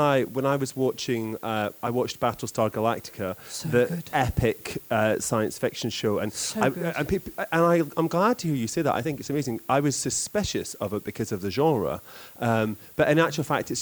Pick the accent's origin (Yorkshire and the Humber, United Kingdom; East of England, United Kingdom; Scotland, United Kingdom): Scotland, United Kingdom; moved away as an adult; also born or lived in Texas; growing up in Scotland and going to school there